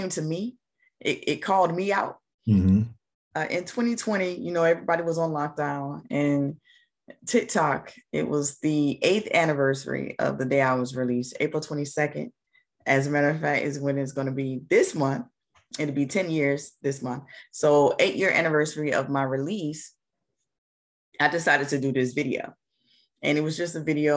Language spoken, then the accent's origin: English; Jacksonville, Florida, United States; I'm from Jacksonville, Florida, born and raised